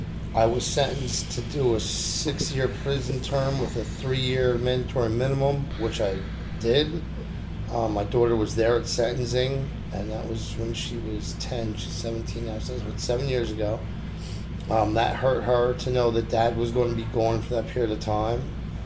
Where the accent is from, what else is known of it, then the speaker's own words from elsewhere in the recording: Toms River, New Jersey, United States; I wasn't brought up in a tough neighborhood. I'm from Toms River. Mean streets of Toms River.